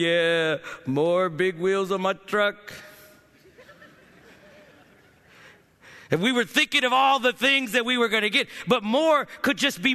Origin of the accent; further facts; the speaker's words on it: Ohio, United States; I grew up in Ohio